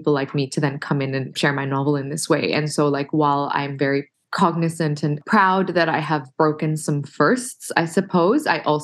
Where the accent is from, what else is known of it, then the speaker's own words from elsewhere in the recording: Australia; being Arab Australian